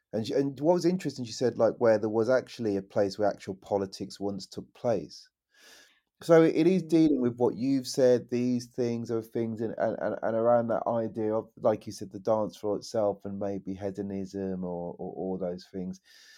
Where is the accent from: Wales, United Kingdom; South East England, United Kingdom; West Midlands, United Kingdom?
West Midlands, United Kingdom; You know, I come from the West Midlands, you know, and Enoch Powell